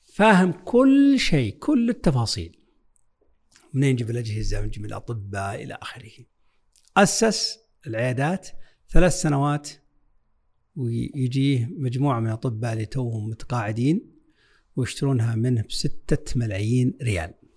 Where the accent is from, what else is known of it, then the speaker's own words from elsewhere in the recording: Saudi Arabia; عندنا في السعودية